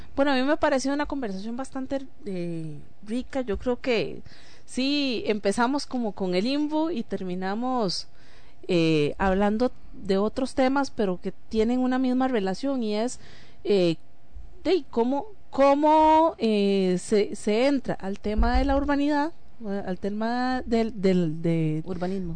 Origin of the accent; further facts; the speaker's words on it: Costa Rica; a mí personalmente como ciudadana costarricense